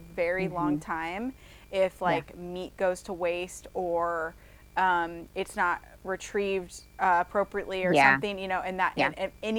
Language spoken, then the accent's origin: English; Midwest, United States; I'm from the Midwest